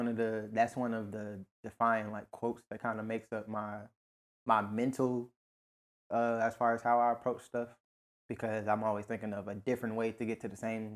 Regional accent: Virginia, United States; I feel like it might be a DMV thing in me

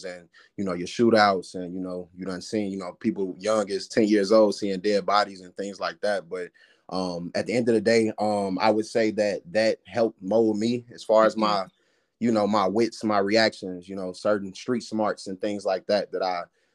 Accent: Gary, Indiana, United States; Growing up in Gary

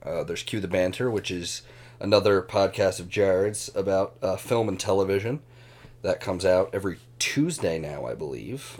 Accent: United States; being an American Arsenal fan

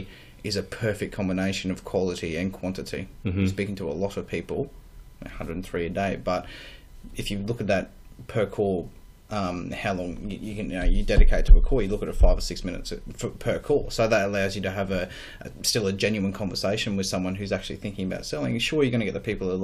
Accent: Ipswich, Queensland, Australia; From Ipswich

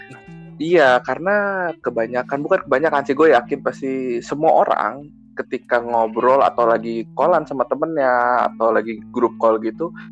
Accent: Jakarta, Indonesia; gua orang Jakarta, gua tinggal di daerah Jakarta Barat, Tomang tepatnya

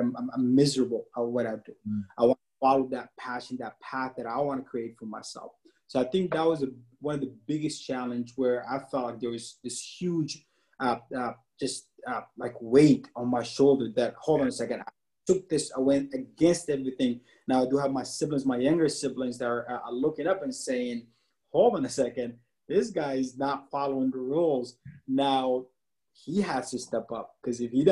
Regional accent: Dubai, United Arab Emirates; also born or lived in Sudan (parents); now in United States; We grew up in the Middle East, Dubai to be exact, for like 15 years.

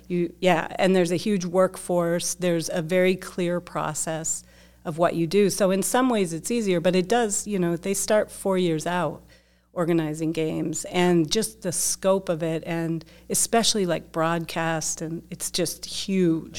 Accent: Dillon, Colorado, United States; I grew up in Dillon, Colorado, tiny town

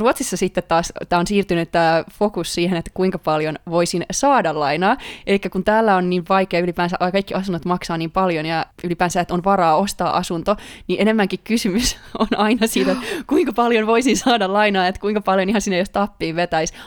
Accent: Finland; moved away as an adult; now in Sweden; musta kuulee aina kun puhun ihmisten kanssa ruotsia, että tulen Suomesta

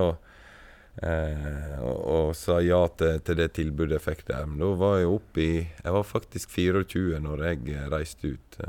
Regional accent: Stryn, Vestland, Norway; moved away as an adult; also born or lived in Sogndal; jeg er fra Stryn

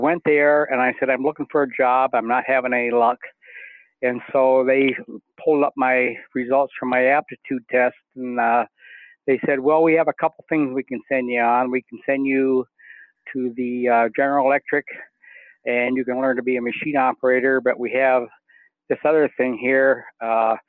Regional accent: North East, Pennsylvania, United States; I grew up in Northeast

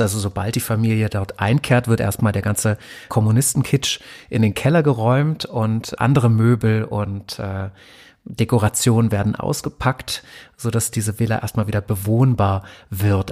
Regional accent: Germany; ich wurde in der DDR geboren

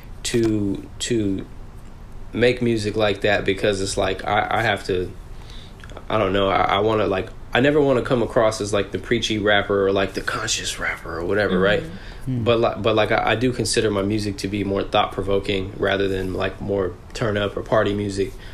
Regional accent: Southern California, United States; also born or lived in New York; I grew up out here in Southern California in a Desi household

